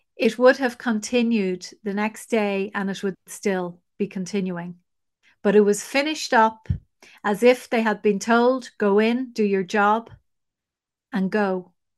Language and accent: English; Ireland; we are the nation that has fallen the furthest.